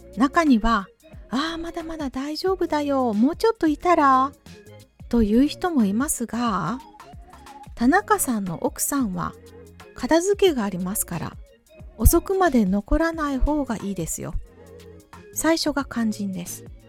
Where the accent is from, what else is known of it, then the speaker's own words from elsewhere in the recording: Japan; 日本人の私でも同じです